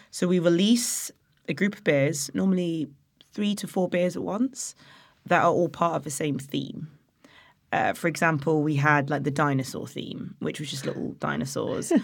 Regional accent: Nottingham, East Midlands, United Kingdom; moved away; also born or lived in Loughborough; I'm from Nottingham originally.

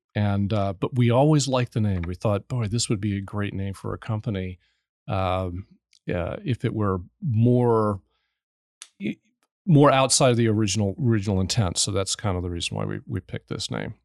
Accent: New Orleans, Louisiana, United States; also born or lived in New Jersey; I'm from New Orleans

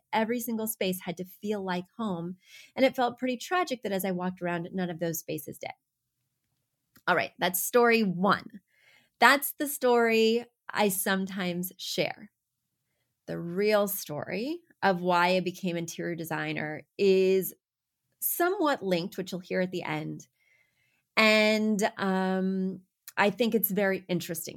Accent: Missouri, United States; I'm from Missouri

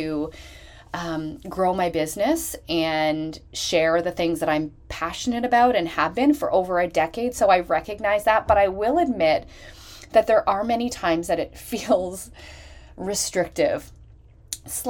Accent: Canada; Canada ranking number one, which is my home country.

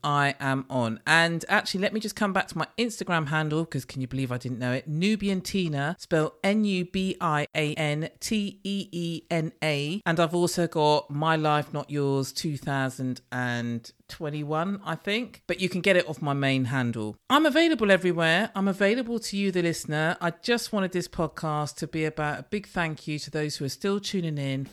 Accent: London, United Kingdom; I am in London from London

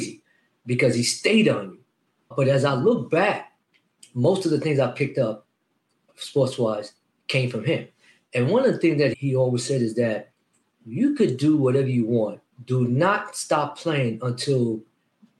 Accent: Roosevelt, New York, United States; growing up in Roosevelt, Long Island

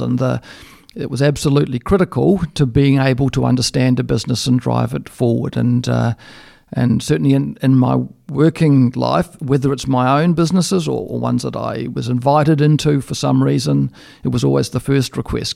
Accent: Australia; I come from Australia

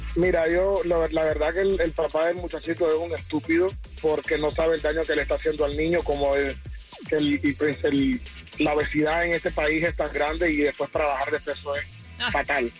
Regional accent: Colombia; now in Miami, United States; soy de Colombia

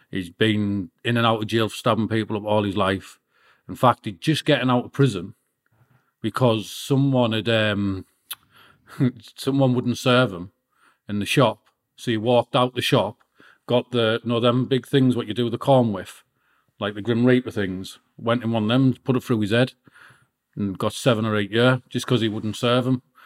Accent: Peterlee, North East England, United Kingdom; also born or lived in Middlesbrough; I was born in Middlesbrough and my mum had to flee from my dad and, and move into County Durham, Peterlee. And then I, be, I, got, I brought up, got brought up there

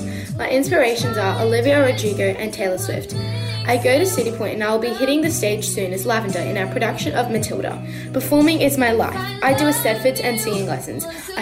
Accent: Brisbane, Queensland, Australia; from Carindale.

